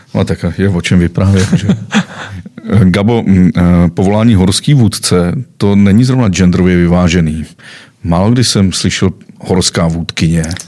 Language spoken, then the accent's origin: Czech; Czechia; jsem Čech